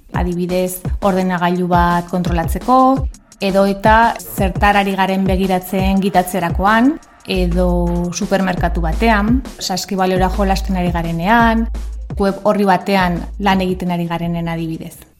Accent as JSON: {"language": "Basque", "town": "Pamplona", "region": "Navarre", "country": "Spain", "tie": "born or raised there", "said": "hemen Iruña jaio nintzen"}